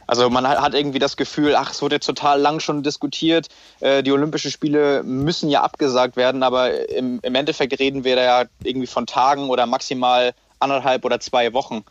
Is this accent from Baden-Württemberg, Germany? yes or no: no; Lübeck, Schleswig-Holstein, Germany; moved away as an adult; now in Hamburg, Germany; nach Lübeck in meiner Heimat